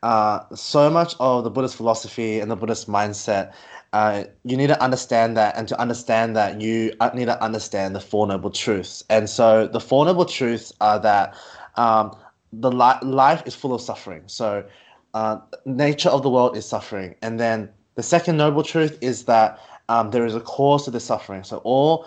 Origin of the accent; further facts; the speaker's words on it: Wollongong, New South Wales, Australia; accent: Australian; I'm from Australia. As you can see from my accent, I am involved at the temple in Australia down at Wollongong